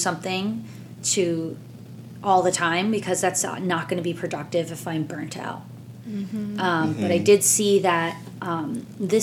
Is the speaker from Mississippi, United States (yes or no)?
no; New Jersey, United States; I'm from Jersey